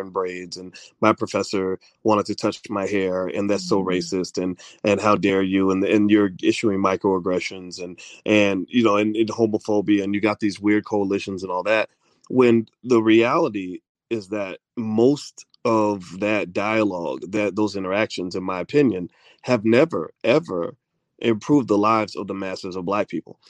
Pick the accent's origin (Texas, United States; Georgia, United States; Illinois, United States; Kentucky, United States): Kentucky, United States; when I grew up in Kentucky